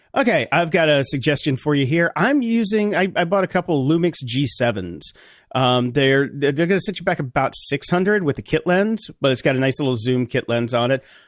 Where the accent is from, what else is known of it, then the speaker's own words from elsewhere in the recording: North Carolina, United States; I grew up in North Carolina